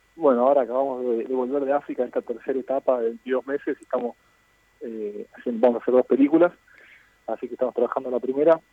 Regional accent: Argentina; moved away; yo no me voy a volver a, Argentina

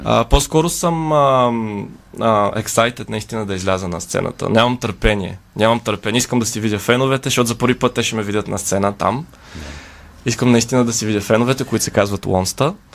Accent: Bulgaria; роден съм в България, майка ми е българка, баща ми е южнокореец.

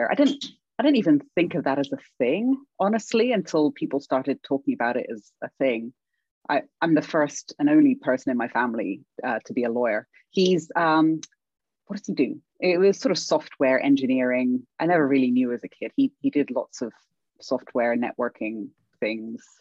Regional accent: England, United Kingdom; accent: British; moved away as an adult; now in Canada; when I was a child growing up in England, I started out with an American accent and everyone made fun of me and I deliberately lost my accent.

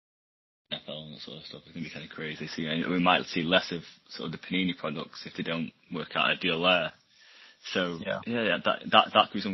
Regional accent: England, United Kingdom; I'm English

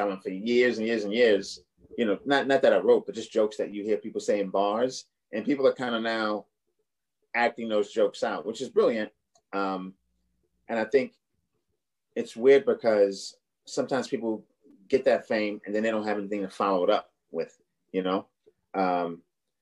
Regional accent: New York City, New York, United States; also born or lived in Boston; I'm from Brooklyn, but I lived in Boston for like four or five years

